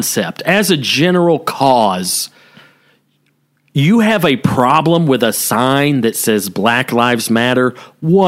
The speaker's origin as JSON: {"language": "English", "region": "the South", "country": "United States", "tie": "born or raised there", "said": "growing up in the South"}